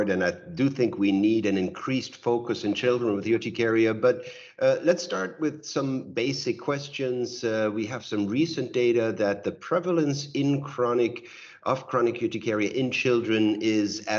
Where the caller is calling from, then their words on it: Berlin, Germany; I'm joining you from Berlin.